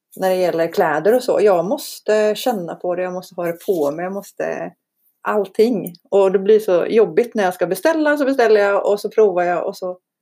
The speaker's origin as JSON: {"language": "Swedish", "country": "Iceland", "tie": "born or raised there", "moved": "yes", "lives_now": "Sweden", "said": "jag är ju islänning. Jag är på riktigt islänning. På jag är riktigt. född där och har två isländska föräldrar."}